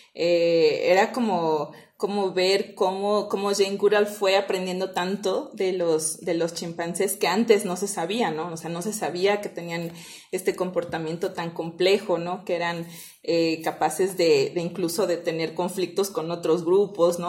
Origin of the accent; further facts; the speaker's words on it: Mexico; now in Ecuador; soy mexicana originalmente